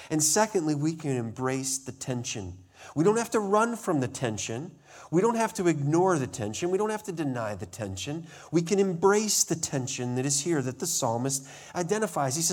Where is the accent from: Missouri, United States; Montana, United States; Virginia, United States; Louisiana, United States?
Montana, United States; I remember growing up in Montana, there was a place on a tour that we were